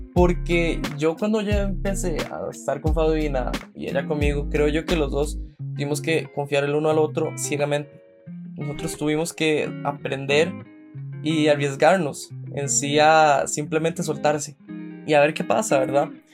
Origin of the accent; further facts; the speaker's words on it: San José, Costa Rica; soy de San José, Costa Rica